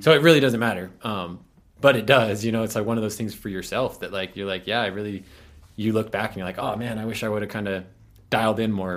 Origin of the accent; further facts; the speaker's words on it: Pueblo County, Colorado, United States; I grew up out in the county